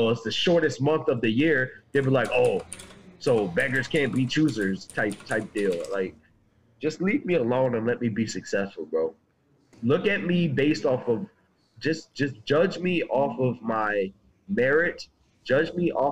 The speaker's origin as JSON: {"language": "English", "country": "Trinidad & Tobago", "tie": "born or raised there", "said": "I'm born in Trinidad."}